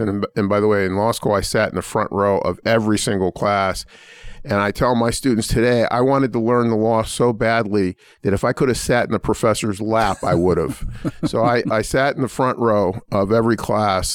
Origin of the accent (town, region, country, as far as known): Pittsburgh, Pennsylvania, United States; born or raised there; now in Indiana, United States